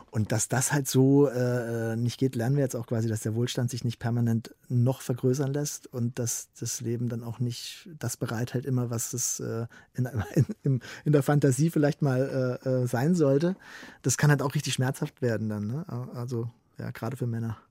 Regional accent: Southern Germany, Germany; in Süd Süddeutschland, wo ich herkomme

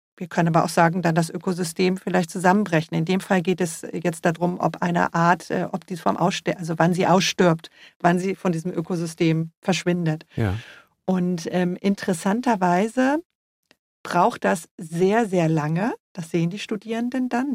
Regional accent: Germany; also born or lived in Freiburg; bei uns in Deutschland

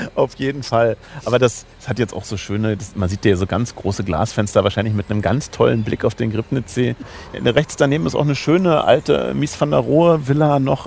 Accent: Schwerin, Mecklenburg-Vorpommern, Germany; moved away; also born or lived in Potsdam; von meinem Herzen her, wie gesagt, bin ich eigentlich norddeutsch und würde auch sagen, Schwerin ist eigentlich meine Heimatstadt, eine kleine Beamtenstadt

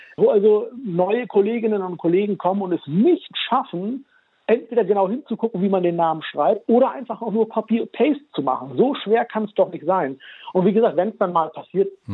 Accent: Germany; Ich bin ja in Deutschland geboren und aufgewachsen

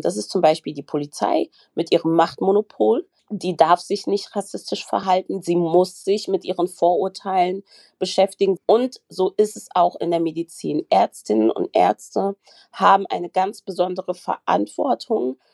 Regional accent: Germany; also born or lived in Frankfurt am Main; Ich bin Deutsche, ich lebe in Deutschland und ich bin in einem deutschen Krankenhaus.

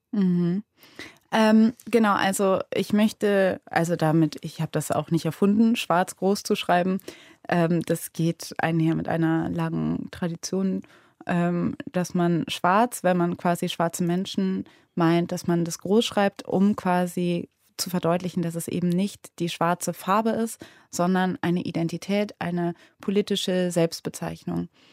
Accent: Cologne, North Rhine-Westphalia, Germany; ich bin ja in Köln aufgewachsen

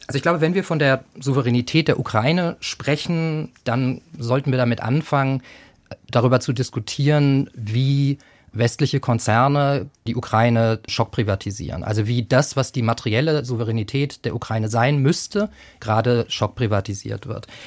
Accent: Germany; als Deutsche

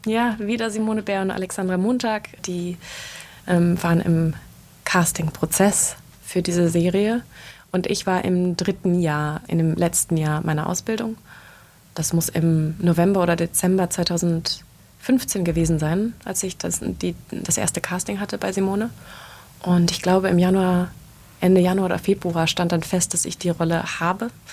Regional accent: Germany; also born or lived in Berlin / London; wir als Deutsche

